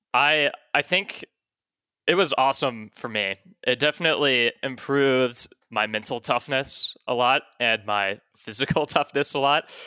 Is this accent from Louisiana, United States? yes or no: no; Dallas, Texas, United States; moved away as an adult; I was born and raised in Texas